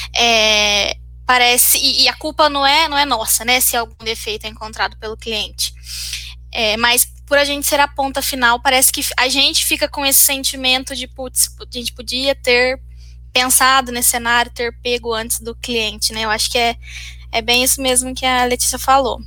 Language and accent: Portuguese; Minas Gerais, Brazil; now in Campinas, Brazil; eu não, não sou daqui, sou de Minas